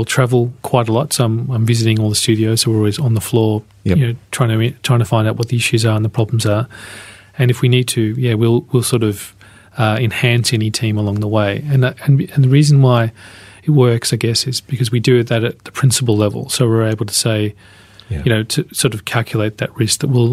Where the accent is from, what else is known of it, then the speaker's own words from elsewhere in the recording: Melbourne, Victoria, Australia; I was born in Melbourne. I spent most of my life here